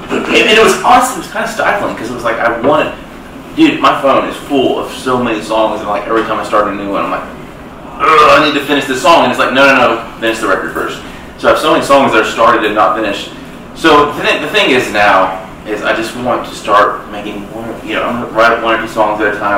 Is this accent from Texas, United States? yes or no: yes; South Texas, United States; growing up in South Texas where I grew up